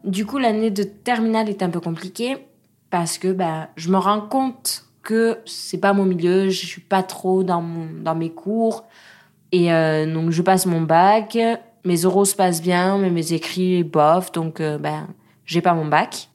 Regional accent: Pau, Nouvelle-Aquitaine, France; J'ai grandi à Pau avec mon papa, ma maman

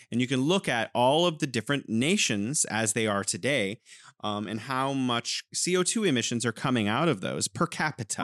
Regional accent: California, United States; moved away as an adult; now in Wuhan, China; I'm originally from California, but now I'm living in beautiful Wuhan, China.

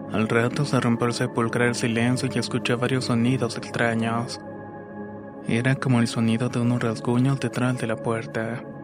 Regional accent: Ecuador; cuando era el año 2017 me alisté para prestar el servicio militar en mi país Ecuador, específicamente en la ciudad de Loja.

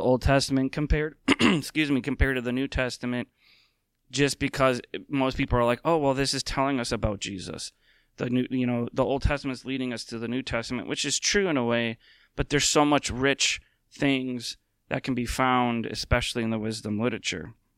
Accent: Minnesota, United States; as a lifelong Minnesotan

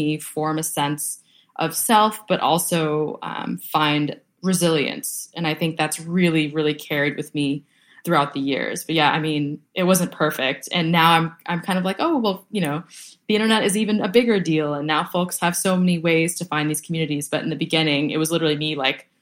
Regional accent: a town just south of Boston, Massachusetts, United States; first language Vietnamese; English is a second language; I grew up in a town just south of Boston

